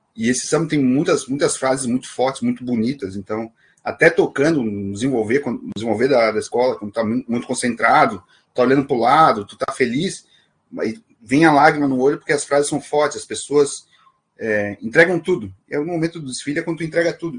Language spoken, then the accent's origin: Portuguese; Florianópolis, Santa Catarina, Brazil; sou do Morro do Céu, né, um dos morros do maciço do Morro da Cruz